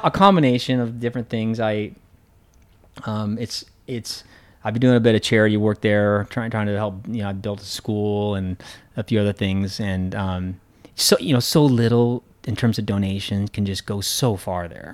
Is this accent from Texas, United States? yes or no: no; Central Oregon, United States; moved away as an adult; also born or lived in California / Colorado; now in Hong Kong; on the ranch where I grew up in Oregon